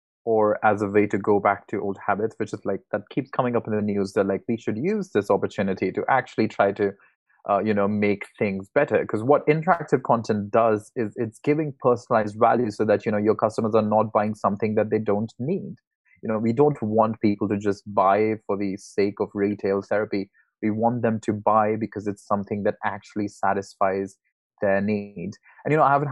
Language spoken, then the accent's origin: English; India; moved away as an adult; I'm originally from India